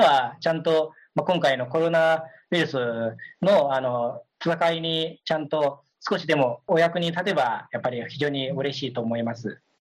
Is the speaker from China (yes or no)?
yes; China; Japanese is a second language; also born or lived in Japan; 私たち、まあ、中国人として、また日本に留学経験があった人として